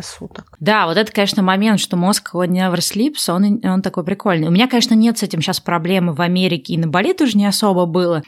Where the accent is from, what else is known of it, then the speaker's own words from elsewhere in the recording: Russia; moved away; я родилась в России